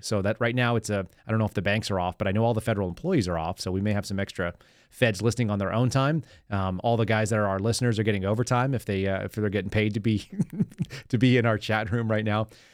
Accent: Texas, United States; also born or lived in California; I was born in California, moved here. My mom was born and raised in California, grew up, went to all the schools there. And so when she got to Texas, I was in third grade

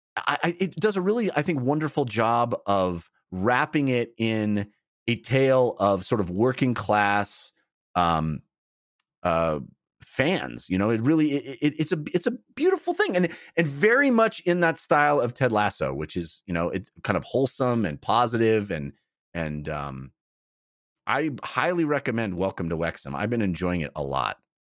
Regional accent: United States; we Americans

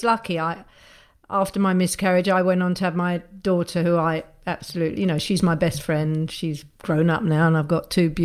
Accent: London, United Kingdom; I still feel very much a Londoner

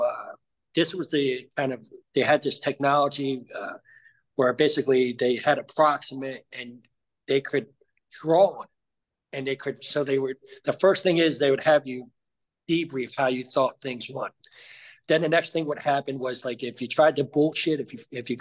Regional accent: New Jersey, United States; moved away as an adult; I grew up in New Jersey.

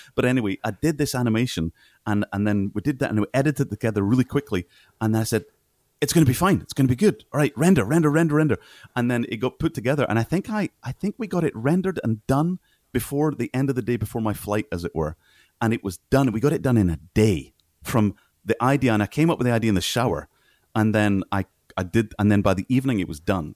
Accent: Scotland, United Kingdom; moved away as an adult; also born or lived in Kenya; I'm Scottish

